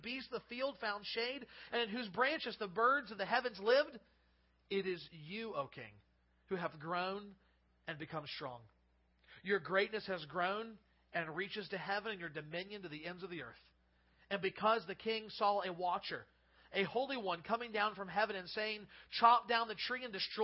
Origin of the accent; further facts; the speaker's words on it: United States; as American citizens